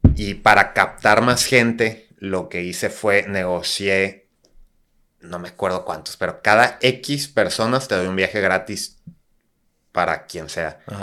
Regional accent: Tijuana, Baja California, Mexico; also born or lived in Guadalajara; yo soy de Tijuana, digo, nací en Guadalajara, pero literal a los meses me vine a Tijuana

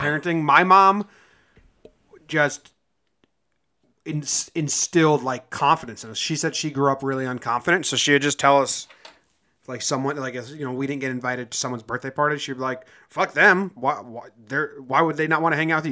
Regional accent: an hour and a half from San Francisco, California, United States; where I'm from, I'd just say San Francisco and I live an hour and a half away

